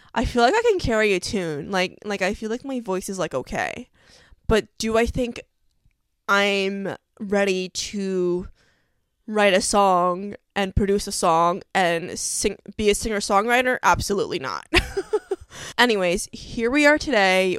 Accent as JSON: {"language": "English", "region": "New York", "country": "United States", "said": "I'm from New York"}